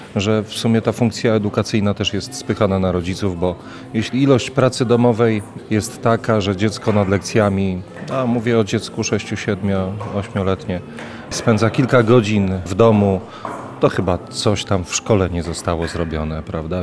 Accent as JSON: {"language": "Polish", "town": "Lubartów", "region": "Lublin Voivodeship", "country": "Poland", "said": "jestem z Lubartowa"}